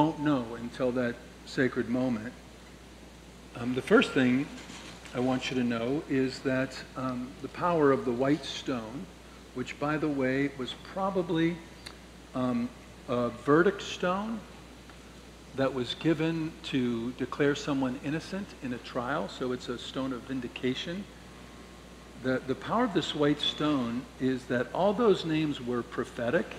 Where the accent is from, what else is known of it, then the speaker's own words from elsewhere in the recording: St. Louis, Missouri, United States; When I grew up in St. Louis